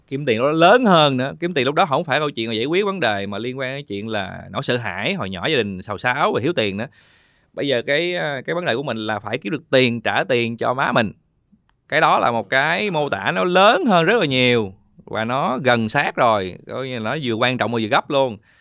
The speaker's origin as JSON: {"language": "Vietnamese", "region": "Binh Duong", "country": "Vietnam", "tie": "born or raised there", "said": "mình sinh ra ở Bình Dương"}